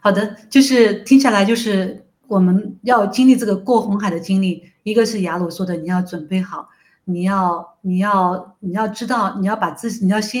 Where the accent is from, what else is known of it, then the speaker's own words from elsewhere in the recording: China; 我们中国人绝对不会在圣经里面缺席的，我们一定是神的子民的一部分。